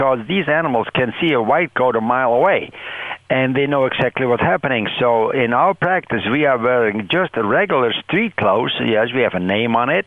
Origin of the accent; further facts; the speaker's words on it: Netherlands; now in Michigan, United States; I was born and raised in the Netherlands and on a dairy farm, the youngest of six children